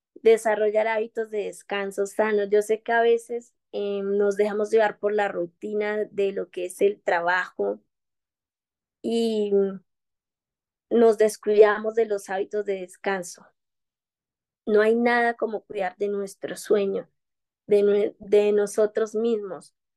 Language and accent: Spanish; Quibdó, Chocó, Colombia; soy de Colombia, de una región muy bellísima del Pacífico colombiano, desde Quito, Chocó